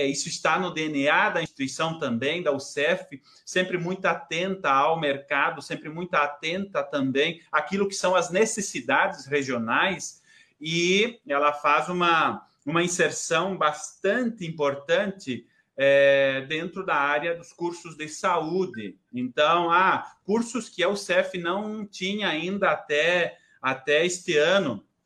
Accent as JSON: {"language": "Portuguese", "town": "São João do Oeste", "region": "Santa Catarina", "country": "Brazil", "said": "sou de São João do Oeste, do interior, os pais moram aí"}